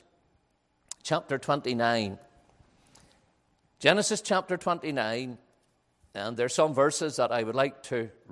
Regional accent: Ballymena, Northern Ireland, United Kingdom; I'm from Ballymena, which is known as a town that where people love money

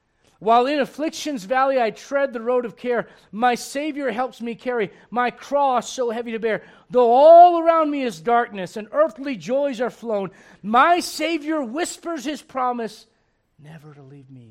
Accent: Missouri, United States; I'm from Missouri. Show me.

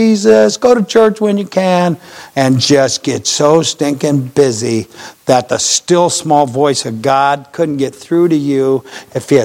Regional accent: United States; I'm an American

